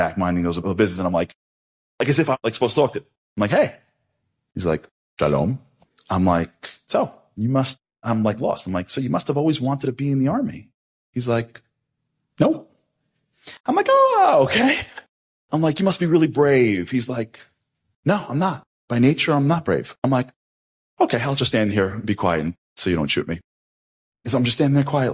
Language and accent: English; United States; I'm American